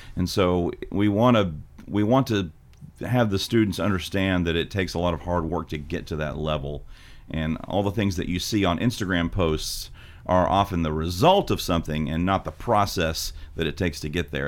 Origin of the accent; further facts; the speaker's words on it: Hickman County, Tennessee, United States; I'm from Hickman County High School